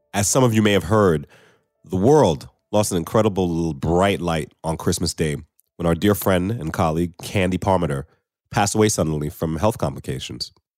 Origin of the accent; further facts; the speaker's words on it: United States; moved away as an adult; now in Canada; I'm from the United States